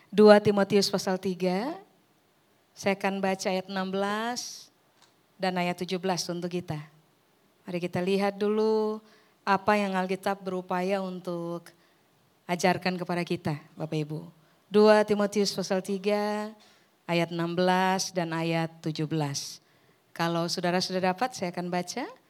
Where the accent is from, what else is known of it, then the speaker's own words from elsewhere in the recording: Ambon, Maluku, Indonesia; now in Surabaya, Indonesia; saya orang Ambon yang sudah menetap di Surabaya seribu tahun terakhir.